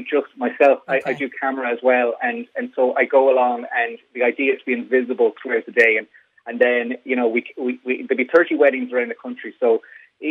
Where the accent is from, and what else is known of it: Ireland